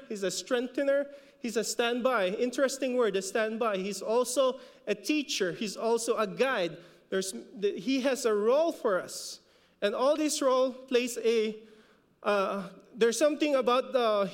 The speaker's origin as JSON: {"language": "English", "country": "Philippines", "accent": "Filipino", "said": "We kind of messed up the pronunciation because of our Filipino accent"}